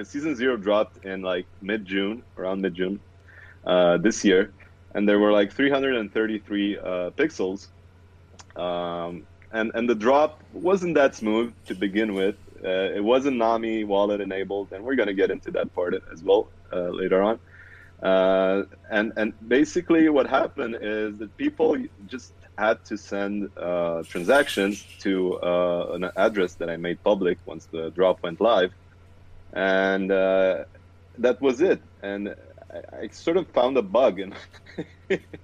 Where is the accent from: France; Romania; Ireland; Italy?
Romania; I am from Romania, currently residing in Bucharest.